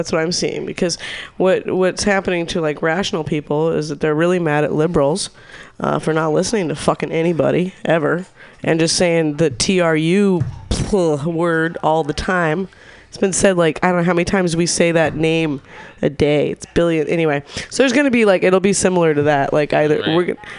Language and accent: English; Newton, Massachusetts, United States; I just, I grew up in Newton. Yeah. There are a lot of naked people.